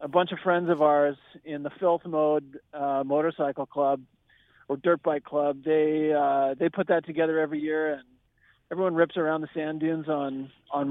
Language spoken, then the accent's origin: English; Edmonton, Alberta, Canada; moved away as an adult; now in Vancouver, Canada; living in and growing up in Edmonton